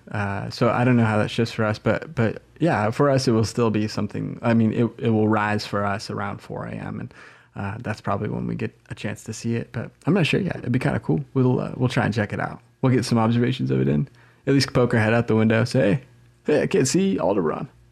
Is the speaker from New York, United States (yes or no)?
no; Southern Oregon, United States; now in Eugene, United States; growing up in Southern Oregon